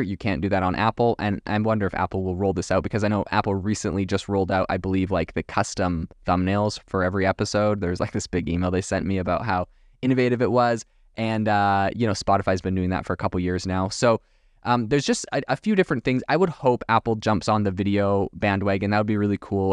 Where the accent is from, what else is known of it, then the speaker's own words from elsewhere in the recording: Canada; also born or lived in France; I'm from Canada originally